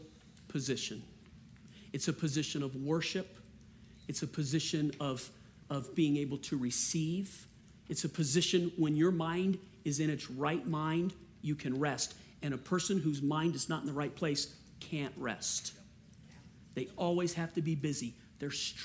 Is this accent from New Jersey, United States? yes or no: no; Cajun, Louisiana, United States; I'm a Cajun